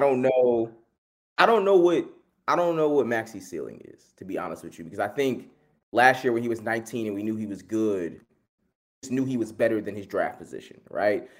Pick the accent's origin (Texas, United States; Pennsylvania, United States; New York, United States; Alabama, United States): Pennsylvania, United States; Philadelphia; born or raised there